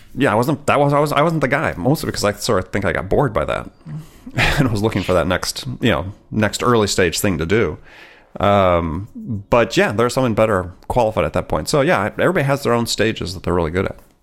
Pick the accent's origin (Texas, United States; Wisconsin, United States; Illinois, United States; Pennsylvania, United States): Wisconsin, United States; I grew up in Wisconsin